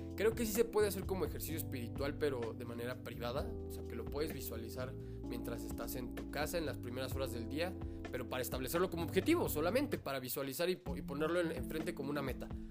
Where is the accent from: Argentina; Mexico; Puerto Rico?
Mexico; como mexicanos